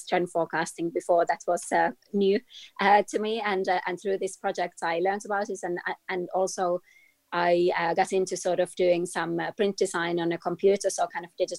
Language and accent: English; Finland; I grew up in Finland, in Scandinavia